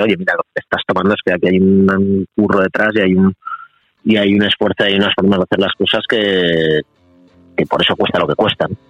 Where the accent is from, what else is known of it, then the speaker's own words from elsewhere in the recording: Madrid, Community of Madrid, Spain; soy de Madrid, yo vivo en Madrid, eh, mi padre era del Bierzo y, mi madre es colombiana